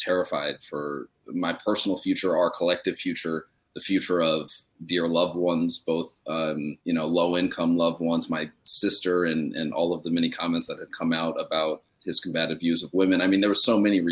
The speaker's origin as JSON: {"language": "English", "country": "United States", "also_born_or_lived": "Australia", "lives_now": "New York, United States", "said": "as an American"}